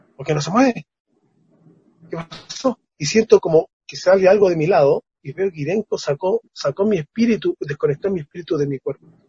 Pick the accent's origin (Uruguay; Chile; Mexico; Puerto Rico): Chile; como chileno